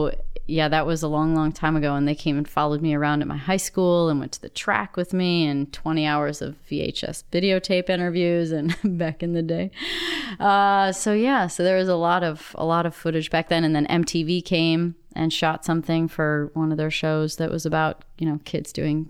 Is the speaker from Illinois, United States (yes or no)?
yes; South Beloit, Illinois, United States; Northern Illinois, right on the border of Wisconsin. Actually, I was born in Beloit, Wisconsin, but we lived in South Beloit, Illinois. So we were right on the state line.